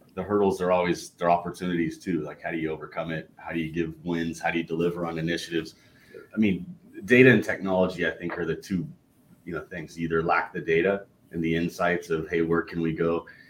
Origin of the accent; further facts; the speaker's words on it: Southern California, United States; I grew up in Southern California, big In and Out fan